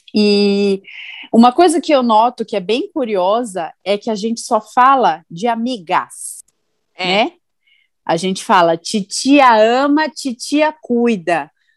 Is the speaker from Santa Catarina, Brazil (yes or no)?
no; São Paulo, Brazil; moved away as an adult; now in Indaiatuba, Brazil; eu sou de São Paulo, né? Eu moro em Dayatuba há três anos